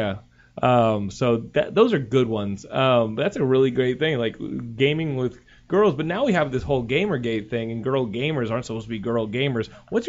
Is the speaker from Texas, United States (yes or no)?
yes; Texas, United States; You can dox me, but I'm from Texas.